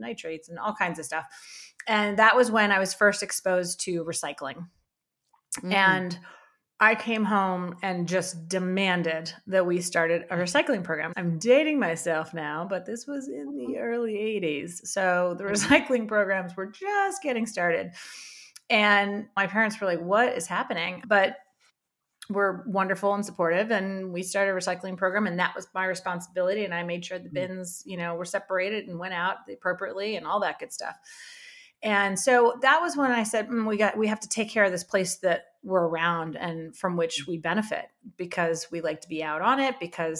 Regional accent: Maryland, United States; I grew up on the Chesapeake Bay or around the Chesapeake Bay here on the East Coast

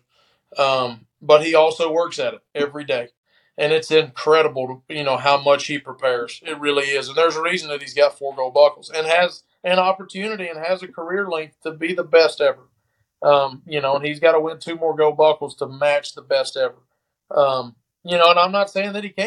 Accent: West Point, United States; growing up around here, where growing up in West Point

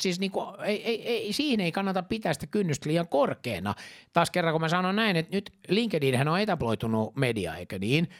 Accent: Finland; mä oon juutalainen, mä oon suomenruotsalainen

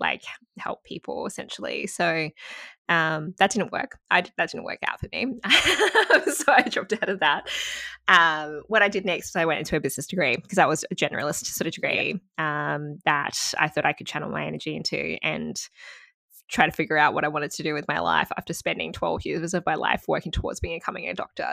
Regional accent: Gold Coast, Queensland, Australia; also born or lived in Sydney, New South Wales; I did a lot lot of my schooling life up in Queensland

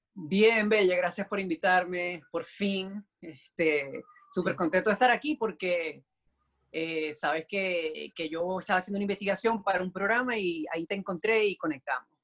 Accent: Maracaibo, Zulia, Venezuela; moved away as an adult; also born or lived in Puerto La Cruz, Venezuela / Puerto Rico; now in New York, United States; soy maracucho

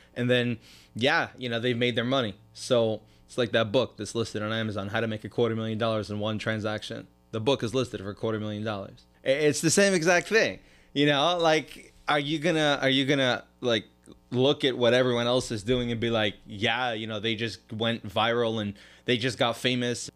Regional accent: New York City, New York, United States; moved away as an adult; now in South Florida, United States; I grew up in Crown Heights, did the regular yeshiva thing till I was about eighteen.

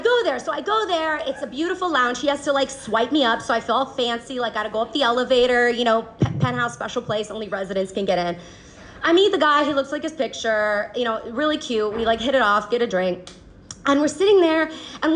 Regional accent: Atlanta, Georgia, United States; moved away as an adult; now in China; I'm from Atlanta

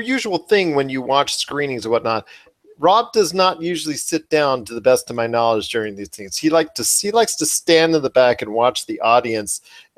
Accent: Las Vegas, Nevada, United States; I'm from Vegas

